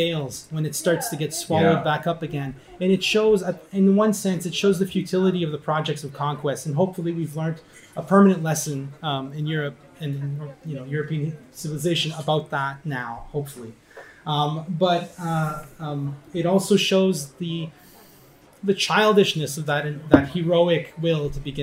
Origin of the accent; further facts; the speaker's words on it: Ottawa, Ontario, Canada; my hometown in Ottawa